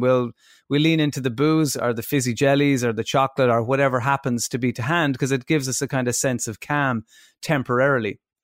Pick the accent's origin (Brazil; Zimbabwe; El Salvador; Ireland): Ireland; as Irish people